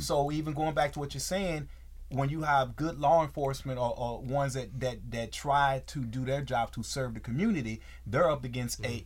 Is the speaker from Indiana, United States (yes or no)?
no; Texas, United States; moved away; in Texas, growing up in Texas, uh, as as as a, a, young man in Texas